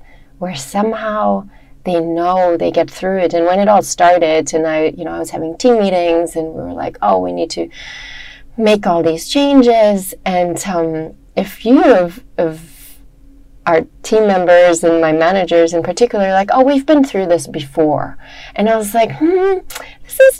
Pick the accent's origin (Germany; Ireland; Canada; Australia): Germany; moved away as an adult; also born or lived in Hawaii / United States; I grew up in Germany